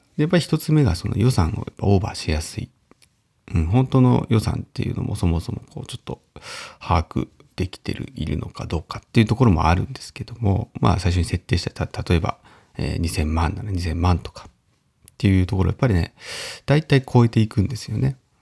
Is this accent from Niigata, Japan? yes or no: yes; Uonuma, Niigata, Japan; 私のね、魚沼出身地元である魚沼